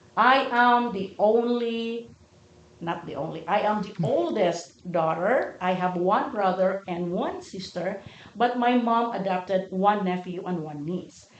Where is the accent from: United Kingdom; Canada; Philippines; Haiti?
Philippines; moved away as an adult; now in United States; I moved from the Philippines to America